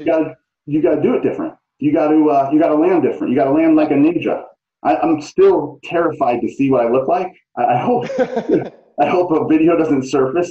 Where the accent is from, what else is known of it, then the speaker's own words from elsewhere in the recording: St. Louis, Missouri, United States; moved away; I'm from the Midwest, though. You know that. I'm from yeah. St. Louis